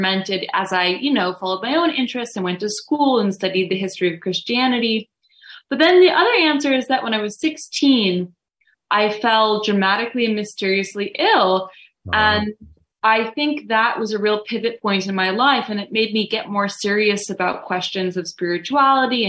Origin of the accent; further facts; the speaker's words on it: Woodstock, New York, United States; they moved up to Woodstock. So I was raised in the shadow of Overlook Mountain